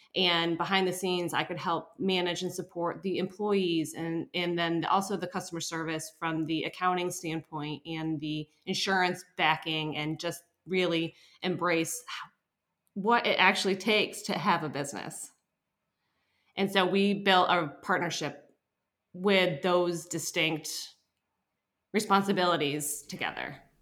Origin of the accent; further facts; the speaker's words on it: upstate New York, United States; now in New Hampshire, United States; I was born in New Hampshire, but I um, grew up in upstate New York, and when I moved back to New Hampshire